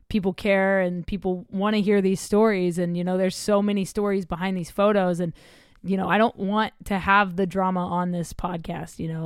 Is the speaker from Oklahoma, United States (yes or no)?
yes; Oklahoma, United States; moved away; I'm from Oklahoma originally.